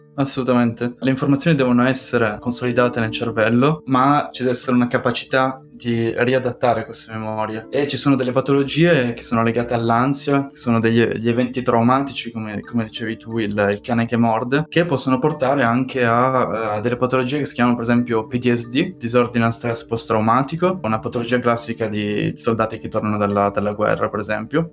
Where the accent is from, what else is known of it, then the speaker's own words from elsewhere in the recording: Italy; moved away as an adult; also born or lived in Paris, France / Bordeaux, France; now in Bern, Switzerland; tornerei volentieri in Italia, il mio paese